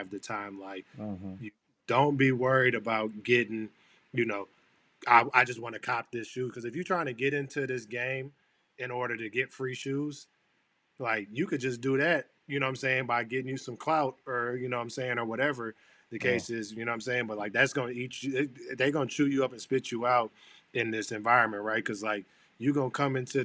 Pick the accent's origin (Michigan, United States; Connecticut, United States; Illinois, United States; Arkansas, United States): Michigan, United States; Flint; moved away as an adult; now in Boston, United States; I grew up in Flint, Michigan